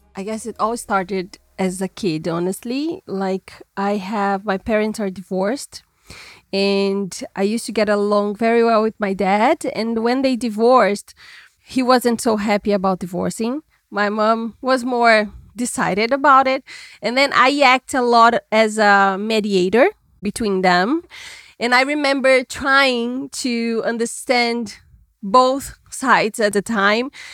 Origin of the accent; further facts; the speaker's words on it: Minas Gerais, Brazil; now in São Paulo, Brazil; I was born in Minas Gerais, which is another state in Brazil